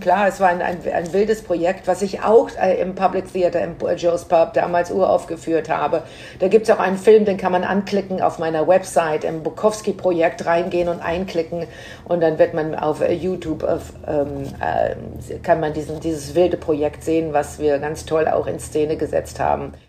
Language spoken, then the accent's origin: German; Menden, North Rhine-Westphalia, Germany; now in New York, United States; in meiner Heimatstadt Menden